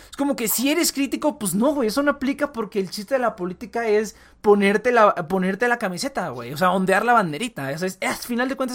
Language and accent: Spanish; Mexico; Incluso aunque soy mexicano y que, ay, los gringos.